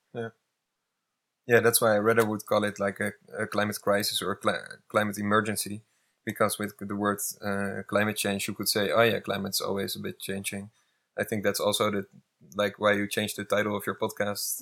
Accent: Netherlands; I'm from the Netherlands

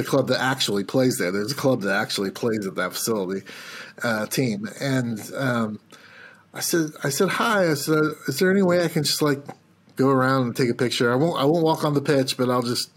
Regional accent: United States; as an American

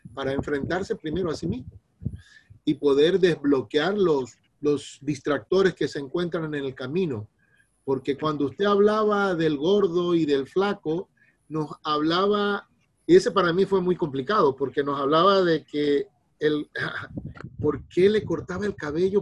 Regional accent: Guayaquil, Guayas, Ecuador; soy de Guayaquil, Ecuador.

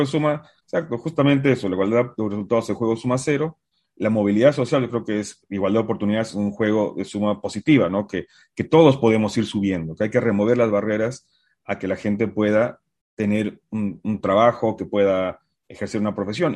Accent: Uruguay; also born or lived in Bolivia; now in United States; yo soy de Uruguay, viví antes en Bolivia y estaba en Bolivia eh, cuando, cuando acabé mi licenciatura

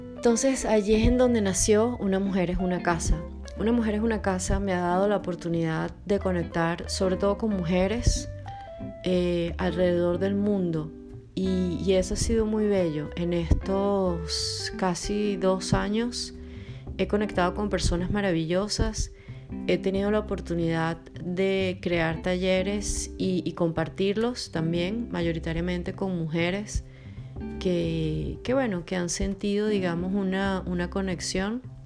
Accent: Venezuela; moved away as an adult; also born or lived in Belo Horizonte, Brazil / Buenos Aires, Argentina / Rzeszów, Poland; now in Porto, Portugal; soy venezolana y por cuestiones de la vida he vivido en varios lugares

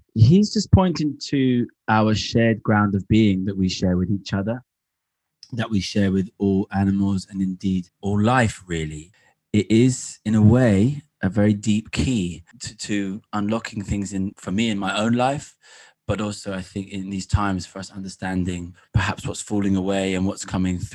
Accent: England, United Kingdom; deeply connected with the landscape growing up in England

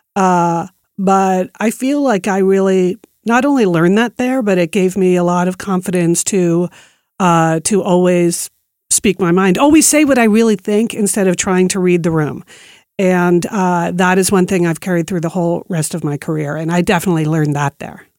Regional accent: East Coast, United States; moved away as an adult; also born or lived in New York City / Beaverton, Oregon; I grew up on the East Coast, and when I moved to Nike, I had, I was moving from New York City to Beaverton, Oregon

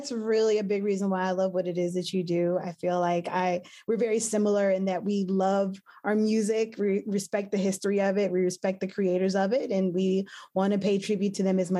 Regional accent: Asheville, North Carolina, United States; my hometown, Asheville, North Carolina.

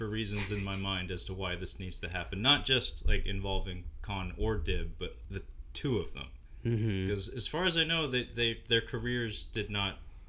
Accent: United States; we're both American

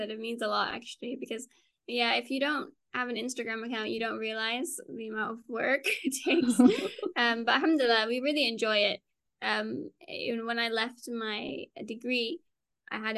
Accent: Singapore; first language Dutch; also born or lived in Netherlands; So I grew up in Singapore. And, and so oh. it was just at home we spoke Dutch, and then everywhere else spoke English.

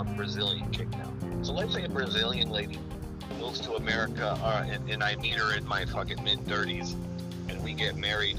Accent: California, United States; moved away as an adult; also born or lived in Japan; one of those foreigners that I used to hate growing up in California.

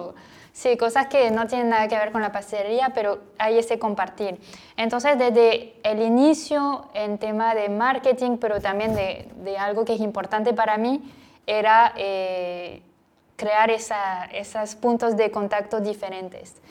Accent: French Basque Country, Nouvelle-Aquitaine, France; Spanish is a second language; moved away as an adult; now in Guayaquil, Ecuador; soy del suroeste de Francia, el País Vasco, en la costa.

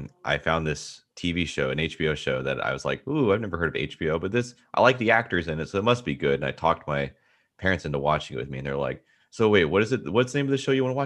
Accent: Durham, North Carolina, United States; I'm from Durham, North Carolina

